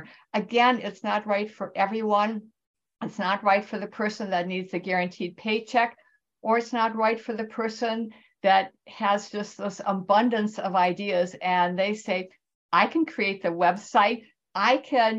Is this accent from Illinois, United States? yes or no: no; Wisconsin, United States; now in California, United States; I am originally from Wisconsin, so the people in the Midwest are near and dear to my heart